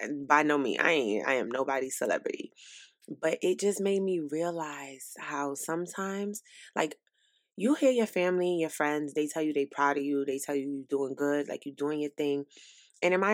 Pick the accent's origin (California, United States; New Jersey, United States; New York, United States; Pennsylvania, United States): New York, United States; New York City; now in South Carolina, United States; I'm from New York City. Brooklyn, New York, to be specific